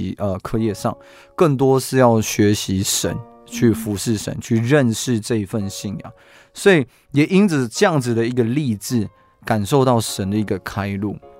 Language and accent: Chinese; Chenggong, Taitung County, Taiwan; moved away; 台东是我的家乡，呃，小弟的家乡是台东的成功。